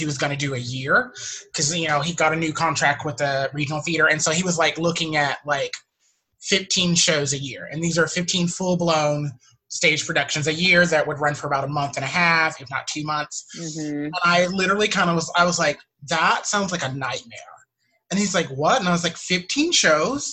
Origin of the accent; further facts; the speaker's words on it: the South, United States; now in New York City, United States; I'm from the South